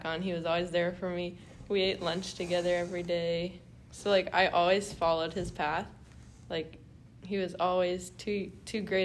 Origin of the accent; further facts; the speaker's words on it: Tarpon Springs, Florida, United States; I grew up in Tarpon Springs, and it's a Greek, like, it's the most populated Greek city besides Greece itself